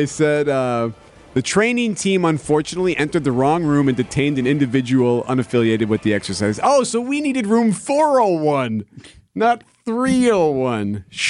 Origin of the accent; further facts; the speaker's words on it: Lombard, Illinois, United States; I'm from Lombard.